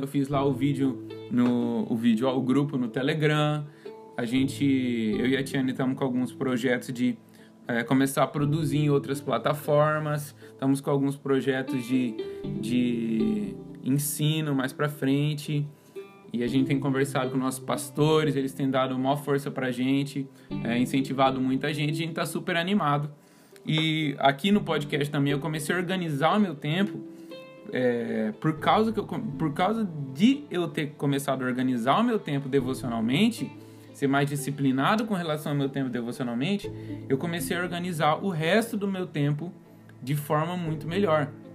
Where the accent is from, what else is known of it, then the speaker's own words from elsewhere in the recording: Campo Grande, Mato Grosso do Sul, Brazil; now in São Paulo, Brazil; eu sou de Campo Grande, Mato Grosso do Sul. E lá em Campo Grande, eu morava do lado de uma mata